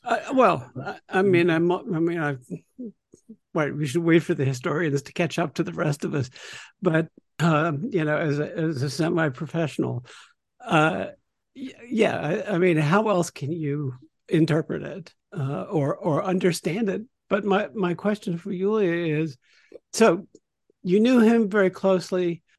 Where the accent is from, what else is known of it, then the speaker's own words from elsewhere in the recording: United States; as an American